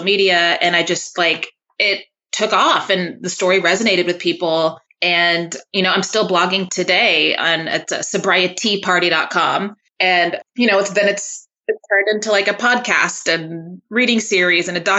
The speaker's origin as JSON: {"language": "English", "town": "Waco", "region": "Texas", "country": "United States", "moved": "yes", "said": "I'm from Texas. I'm from Waco, Texas."}